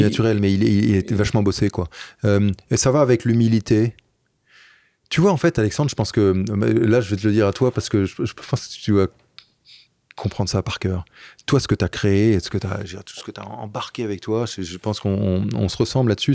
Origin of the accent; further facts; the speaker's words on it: Paris, Île-de-France, France; also born or lived in Brittany; j'ai grandi à Paris